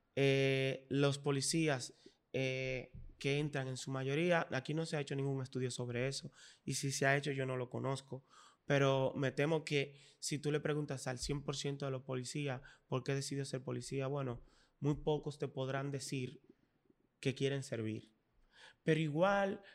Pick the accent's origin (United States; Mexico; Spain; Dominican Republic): Dominican Republic; somos dominicanos